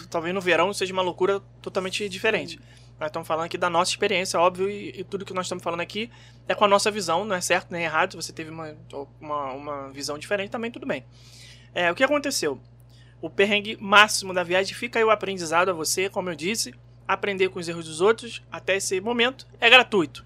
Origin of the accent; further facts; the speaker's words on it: Rio de Janeiro, Brazil; Como um bom carioca que sou